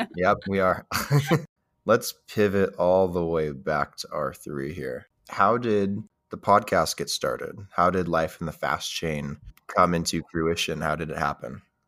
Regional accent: United States; as an American

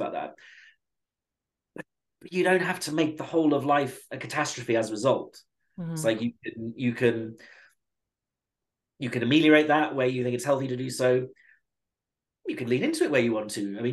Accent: United Kingdom; being British

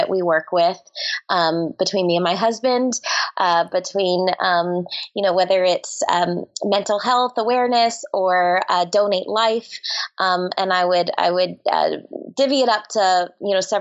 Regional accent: Orlando, Florida, United States; I grew up in Orlando, Florida.

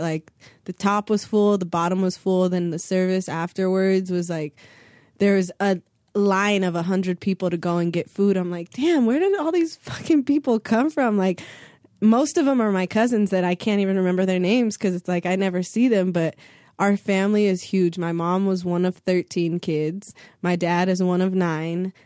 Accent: Santa Monica, California, United States; I went to Santa Monica High School, I went to John Adams Middle School, I went to John Muir Elementary School

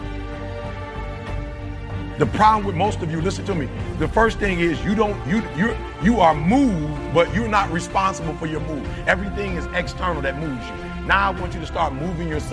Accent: Detroit, Michigan, United States; I'm from Detroit

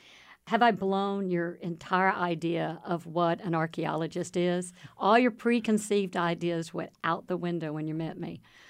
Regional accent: Waco, Texas, United States; I am a third generation Wacoan. I grew up in the Midway School District back when it was rural.

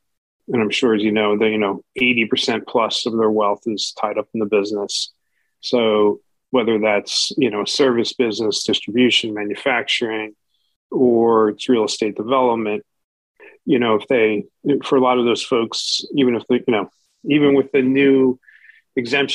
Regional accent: New Jersey, United States; now in Palm Beach Gardens, United States; I come from New Jersey

